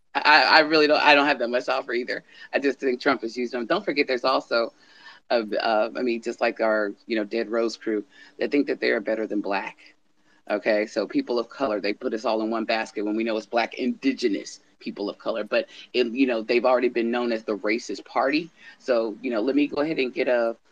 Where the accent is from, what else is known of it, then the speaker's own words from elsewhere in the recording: Indiana, United States; also born or lived in the South; I grew up in Indiana